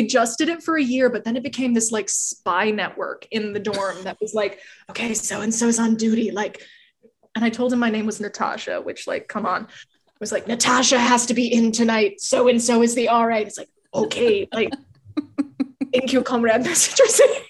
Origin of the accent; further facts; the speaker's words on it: Midwest, United States; I am not an East Coaster. I'm a Midwestern girl. I can't even do my own accent.